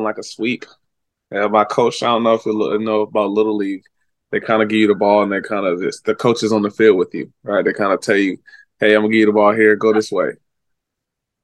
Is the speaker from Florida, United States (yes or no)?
no; Virginia, United States; moved away; I was from Virginia. Washington, D.C. was like, it's like 30, 40 minutes away from me